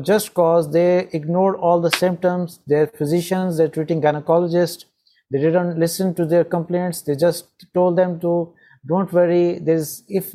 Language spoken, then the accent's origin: English; Pakistan; I'm from Pakistan